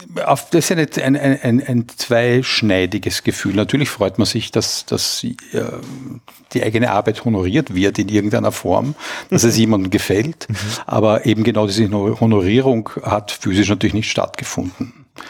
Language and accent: German; Austria; als Österreicher